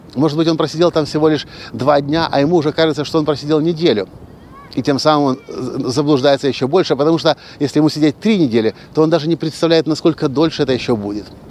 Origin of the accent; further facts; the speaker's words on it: Ukraine; решил вернуться обратно в Украину, закончить институт с красным дипломом